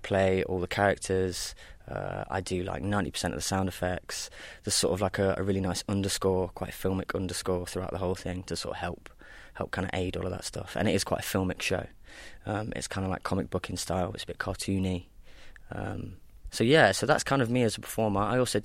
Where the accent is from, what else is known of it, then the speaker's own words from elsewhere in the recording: Nottingham, East Midlands, United Kingdom; I'm originally from Nottingham. I went to school here, primary school, secondary school